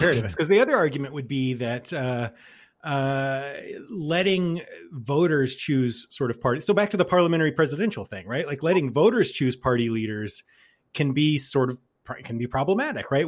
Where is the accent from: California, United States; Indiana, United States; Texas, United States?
Texas, United States; now in Keene, New Hampshire, United States; I'm from Texas originally